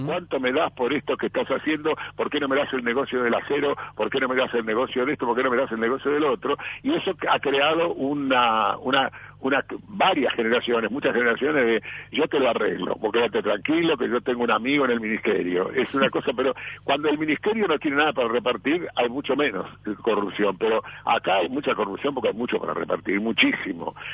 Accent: Argentina; soy argentino hasta la muerte

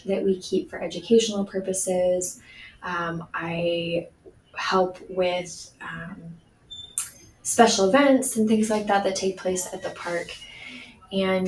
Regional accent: Speedway, Indiana, United States; I grew up in Speedway, Indiana

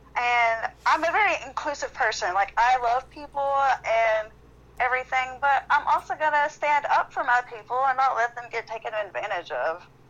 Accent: Athens, Tennessee, United States; moved away; I grew up in Athens, Tennessee, so I did a lot of acting there

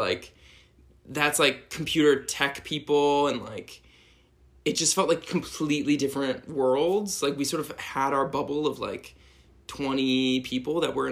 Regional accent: San Diego, California, United States; moved away as an adult; also born or lived in Pittsburgh; now in Brooklyn, New York, United States; I'm from San Diego, grew up there, and then went to Pittsburgh

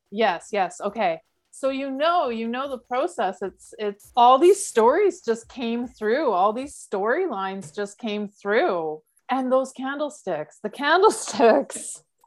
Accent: Calgary, Alberta, Canada; moved away; I grew up in Calgary

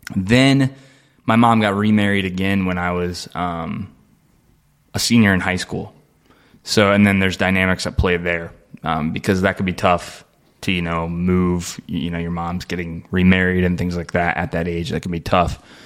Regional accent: Dayton, Ohio, United States; moved away as an adult; now in Aurora, United States; I'm from Dayton, Ohio

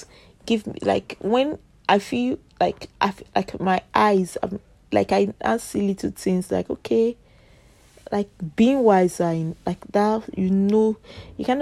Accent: Nigeria; I'm Nigeria. We speak Pidgin English majorly.

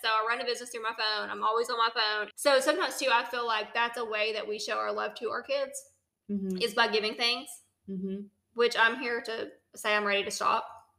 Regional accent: Tennessee, United States; I grew up in Tennessee.

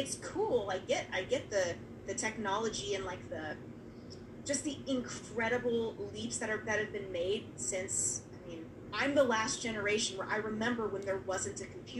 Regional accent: Bay Area, California, United States; So I grew up in the Bay Area, right?

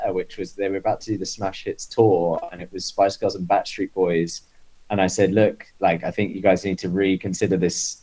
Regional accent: Isle of Wight, South East England, United Kingdom; moved away as an adult; also born or lived in London; now in New York, United States; I was on the Isle of Wight, and you know, I'd like started to go to shows, I guess, when I was like 13

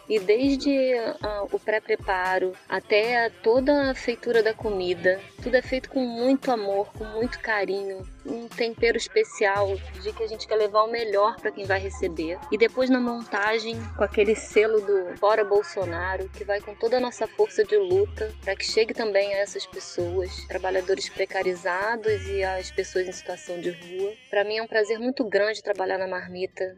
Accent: Rio de Janeiro, Brazil; sou do Rio de Janeiro

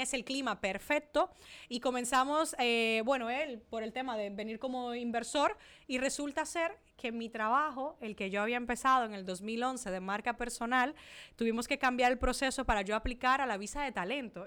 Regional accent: Dominican Republic; accent: mixed accents, Spanish 'vale'; moved away as an adult; also born or lived in Italy / Spain; now in Miami, United States; soy dominicana. He vivido en Italia, eh, he vivido en España, por eso tengo muchas veces ese acento y ese vale español

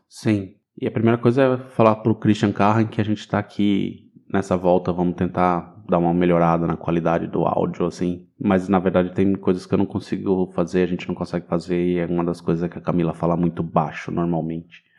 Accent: Brazil; moved away; Eu sou brasileiro

